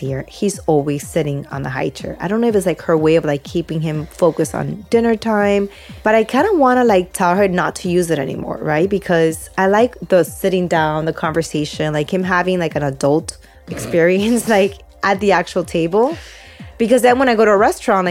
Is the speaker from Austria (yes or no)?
no; Peru; now in Miami, United States; I was born and raised in Peru.